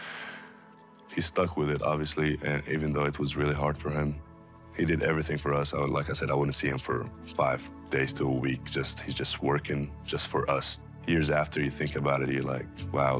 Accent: Alexandria, Alexandria Governorate, Egypt; moved away; Growing up in Alexandria, Egypt, we weren't very financially stable

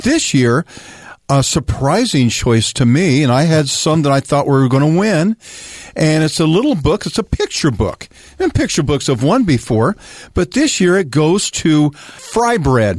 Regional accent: Arizona, United States; growing up in Arizona, we were not far from the Pima Reservation in Mesa area.

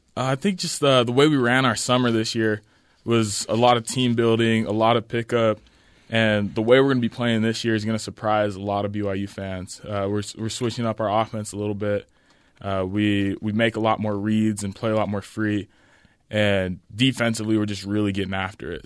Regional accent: Orem, Utah, United States; also born or lived in Logan, Utah / Mukilteo, Washington; I was born in Logan, Utah.

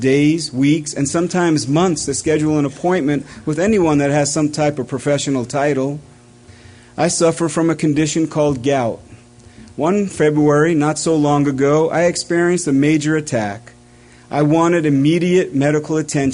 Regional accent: East Coast, United States; It was common growing up on the East Coast to drive down to the New Jersey shore

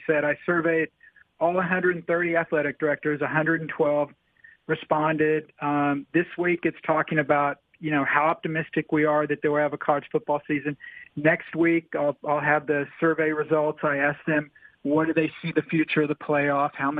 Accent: Oklahoma City, Oklahoma, United States; moved away as an adult; now in Tampa, United States; I was born in Oklahoma City, grew up, spent the first 22 years of my life in Oklahoma

